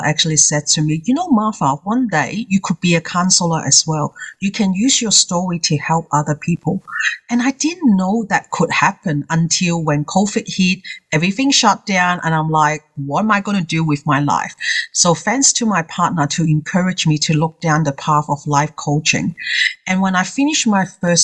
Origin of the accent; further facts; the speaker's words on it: Hong Kong; English is a second language; now in Australia; As someone that who is English is his second language, I come from Hong Kong myself. I've been in here for 30 years